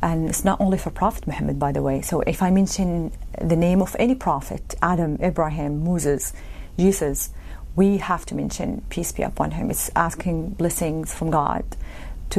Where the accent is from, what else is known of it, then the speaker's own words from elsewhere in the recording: Mecca, Makkah Province, Saudi Arabia; moved away; That's my hometown, Mecca.